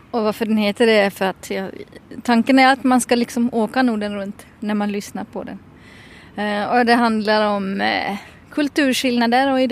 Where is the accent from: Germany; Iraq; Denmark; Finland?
Finland; now in Sweden; jag flyttade från Finland till Sverige och då så började jag så här se ibland pyttesmå, ibland lite större skillnader i hur man beter sig